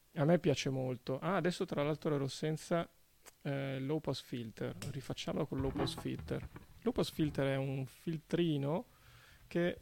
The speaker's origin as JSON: {"language": "Italian", "town": "Venice", "region": "Veneto", "country": "Italy", "said": "anch'io sono veneziano"}